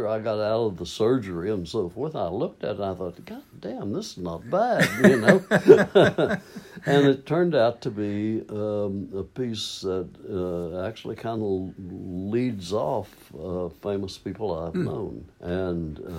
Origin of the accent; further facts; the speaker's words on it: Maysville, Kentucky, United States; moved away as an adult; also born or lived in California; I came home from California, came back to Maysville for a visit, and my folks were there.